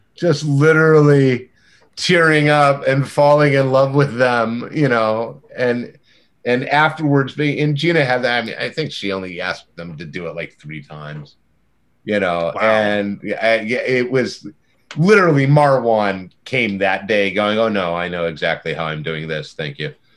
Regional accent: near Monterey, California, United States; I grew up near Monterey, California

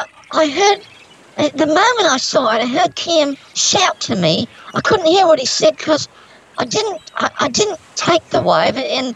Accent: Australia; I always knew from growing up in Australia, you know, Australians always know

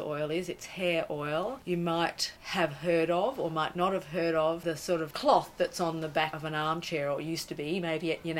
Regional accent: Brisbane, Queensland, Australia; growing up in Brisbane

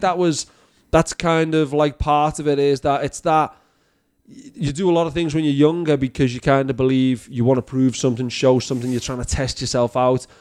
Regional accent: Liverpool, North West England, United Kingdom; now in Canada; I'm from Liverpool.

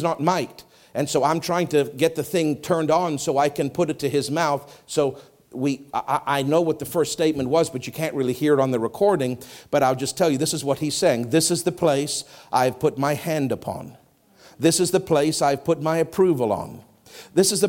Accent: Canada; I'm Canadian.

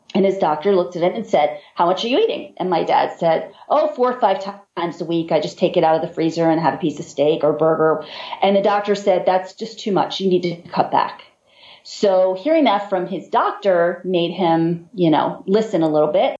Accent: Baltimore, Maryland, United States; We're from Baltimore, and Baltimore is home of the crabs

